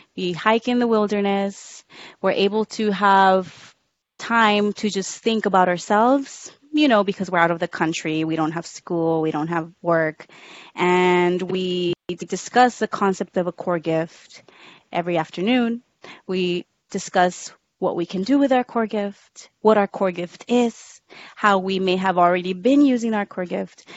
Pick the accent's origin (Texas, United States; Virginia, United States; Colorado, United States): Texas, United States; Rio Grande Valley; moved away as an adult; also born or lived in Harlingen, Texas / San Antonio, Texas; I was born in Harlingen, Texas, which is a small town at the very tip of Texas. Uh, I didn't live in Harlingen. I lived a little bit really south souther than um, than Harlingen, but I grew up down there.